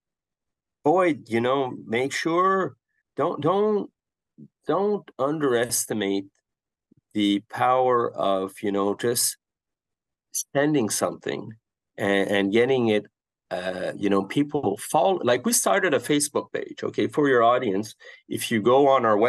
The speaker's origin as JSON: {"language": "English", "country": "Canada", "said": "as a Canadian"}